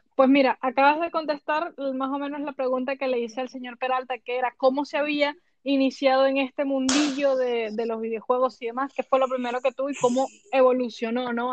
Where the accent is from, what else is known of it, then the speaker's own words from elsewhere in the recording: Venezuela; now in Spain; yo, por supuesto, me crié en el continente americano, yo soy venezolana